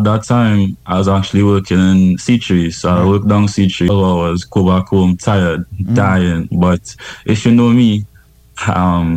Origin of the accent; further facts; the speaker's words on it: Couva, Couva-Tabaquite-Talparo, Trinidad & Tobago; also born or lived in San Fernando; I grew up in Coover